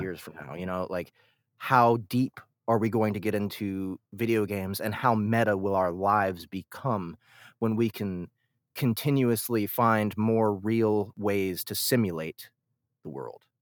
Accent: Kansas City, Missouri, United States; I'm born and raised in Kansas City.

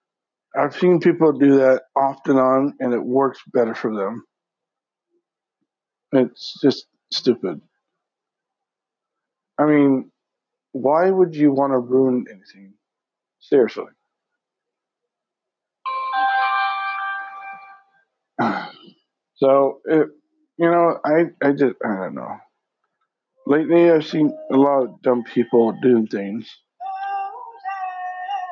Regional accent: Washington, United States; I'm from Washington.

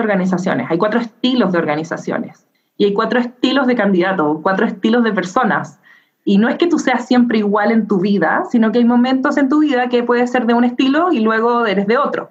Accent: Chile; yo soy chilena

